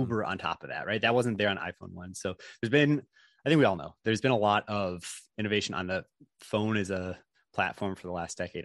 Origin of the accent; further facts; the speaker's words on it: Chicago, Illinois, United States; moved away; also born or lived in Stanford, California; I'm from Chicago originally